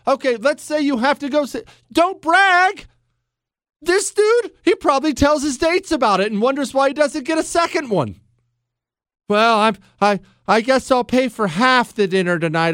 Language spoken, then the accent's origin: English; Montana, United States; moved away; also born or lived in Ohio; I grew up mainly in Montana. Now, some in Ohio, but mainly in Montana.